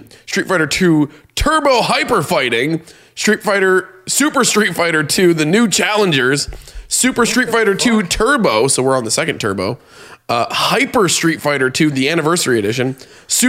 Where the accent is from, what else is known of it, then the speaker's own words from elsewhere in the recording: Vermont, United States; I grew up in Vermont